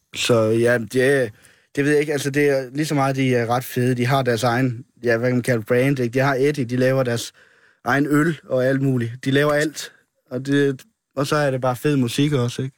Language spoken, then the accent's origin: Danish; Lunderskov, Southern Denmark, Denmark; jeg er le- er fra en lille by uden for Kolding, der hedder Lunderskov